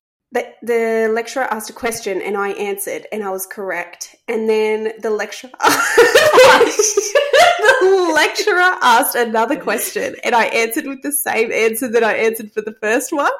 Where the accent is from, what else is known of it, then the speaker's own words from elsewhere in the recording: Coffs Harbour, New South Wales, Australia; I grew up in Coffs Harbour